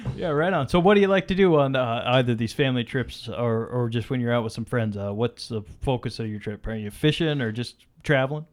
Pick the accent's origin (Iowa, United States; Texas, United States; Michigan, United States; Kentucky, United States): Iowa, United States; Mason City; moved away; growing up in Iowa, for example, where I'm from, Mason City, Iowa